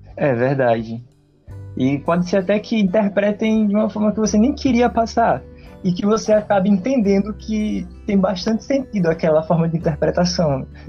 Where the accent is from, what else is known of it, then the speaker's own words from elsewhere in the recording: Northeast Region, Brazil; accent: nordestino; o nosso sotaque